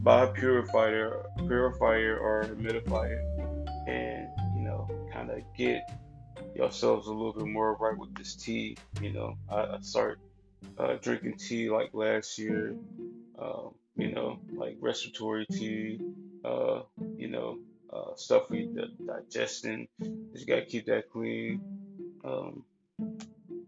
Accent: Cleveland, Ohio, United States; also born or lived in Columbus, Ohio; I recently moved back to Cleveland like a couple months ago. I was in Columbus like last year and partly this year, but you know, things happen. You know, I miss my hometown

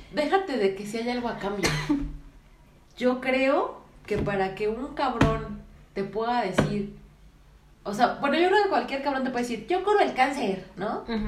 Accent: Mexico; somos mexicanos

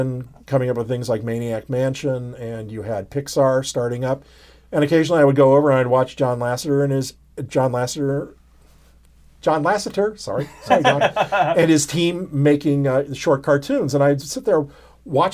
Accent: San Francisco, California, United States; moved away as an adult; also born or lived in Los Angeles; I was from San Francisco, from the area, and I thought, oh, it'd be fun to go home for a while

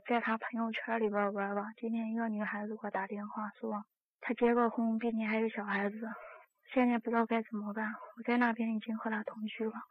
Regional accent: Zhengzhou, Henan, China; moved away as an adult; 我是郑州的，然后我在外地做业务

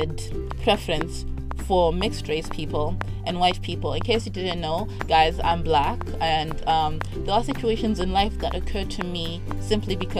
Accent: Harare, Zimbabwe; I was living in Harare. I'm from Harare

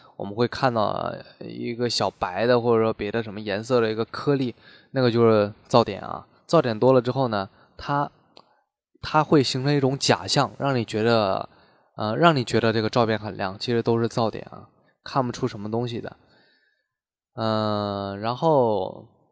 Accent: China; 我们中国人

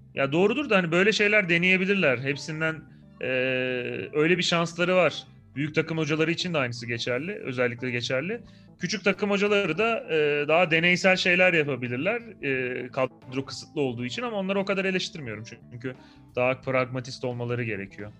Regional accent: Malatya, Turkey; moved away; ben Malatyalıyım

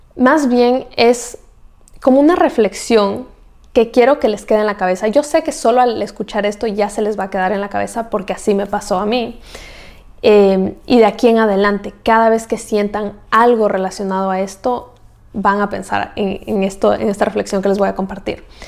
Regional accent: Ecuador; moved away as an adult; Yo soy de Ecuador

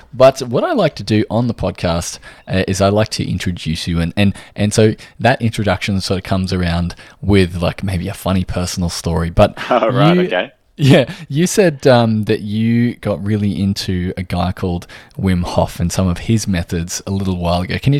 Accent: Australia; Firstly, I am from Australia, if you hadn't already guessed from the accent

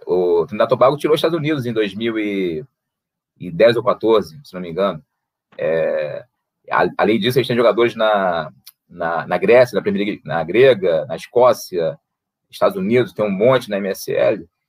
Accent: Brazil; also born or lived in Saint Kitts and Nevis; Nós somos brasileiros, eu quero voltar ao Brasil, eu tenho família, eu moro no Brasil

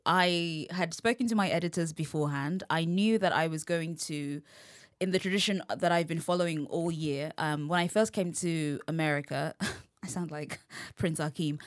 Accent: London, United Kingdom; accent: English; I'm from London

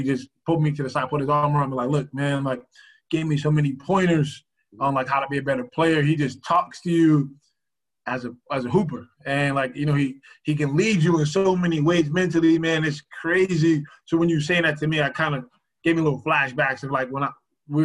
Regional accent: Boston, Massachusetts, United States; I'm from Boston

